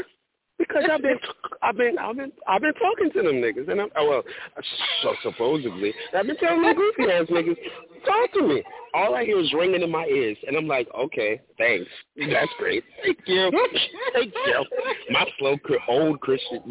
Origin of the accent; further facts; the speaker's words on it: New York, United States; now in Florida, United States; I'm calling from Florida, but I was born in New York.